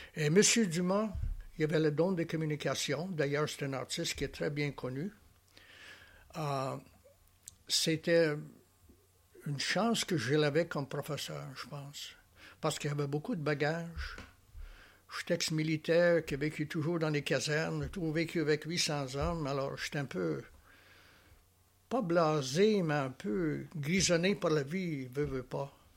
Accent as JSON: {"language": "French", "region": "Alberta", "country": "Canada", "tie": "born or raised there", "moved": "as an adult", "lives_now": "Charlevoix, Canada", "said": "je viens de l'Ouest canadien"}